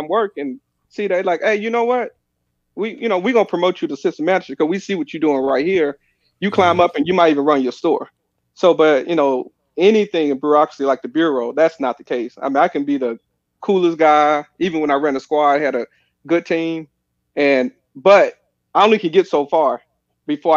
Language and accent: English; Pine Bluff, Arkansas, United States; moved away; also born or lived in St. Louis / Washington, D.C. / Fayetteville; We grew up in Pine Bluff